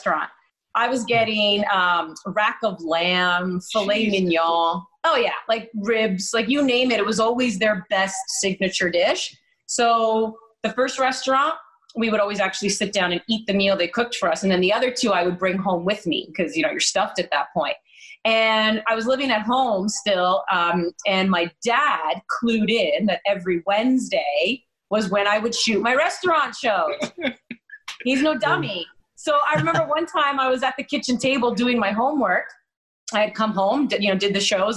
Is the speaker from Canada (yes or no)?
yes; Maple, Ontario, Canada; from Maple, yes, I'm from the York Region area. That is where I am from.